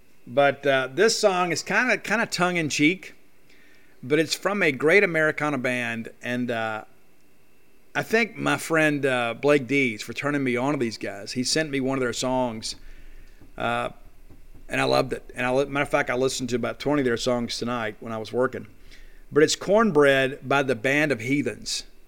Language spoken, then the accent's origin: English; the South, United States; It's not stuffing at my house. I'm from the South. It's dressing.